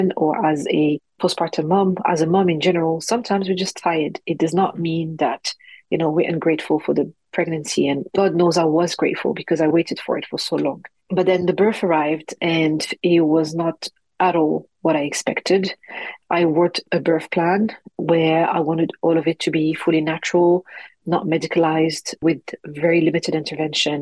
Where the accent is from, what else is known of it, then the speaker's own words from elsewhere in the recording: Morocco; accent: French; English is a second language; also born or lived in France; now in London, United Kingdom; It's a Moroccan name because that's where I'm from, born and raised in Morocco. And then I moved to France. That's where you can hear my little French accent in my English. And then finally moved to London when I got married.